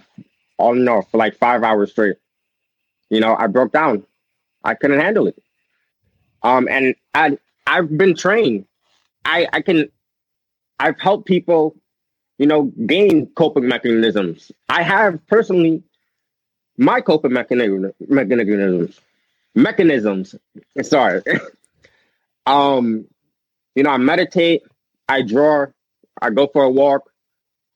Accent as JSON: {"language": "English", "town": "New York City", "region": "New York", "country": "United States", "said": "I'm from Brooklyn, New York"}